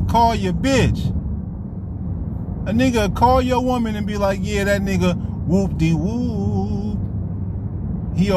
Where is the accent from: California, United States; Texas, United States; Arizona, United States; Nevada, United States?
California, United States; Vallejo; moved away; I was raised in the Crest. Vallejo, California, man, one of the most sickest neighborhoods you would ever want to be